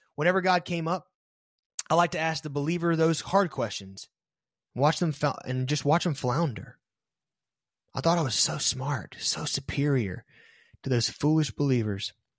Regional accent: American South, United States; Growing up in the American South made it almost mandatory to be a traditional Protestant Christian

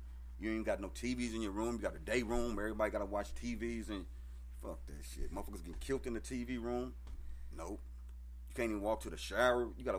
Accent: Kansas City, United States; moved away; also born or lived in Champaign, Illinois; I'm originally from, I was born in Kansas City, and I had moved to Champaign, Illinois.

